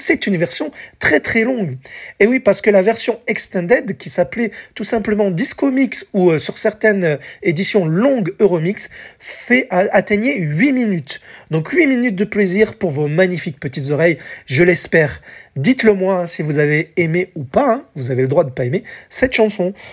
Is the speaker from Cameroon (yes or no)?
no; France; chez nous, en France